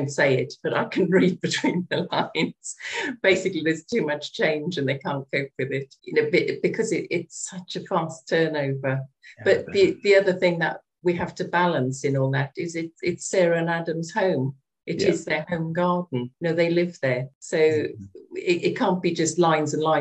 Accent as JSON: {"language": "English", "region": "Wales", "country": "United Kingdom", "tie": "born or raised there", "moved": "yes", "lives_now": "Kent, United Kingdom", "said": "I was brought up in Wales on a farm"}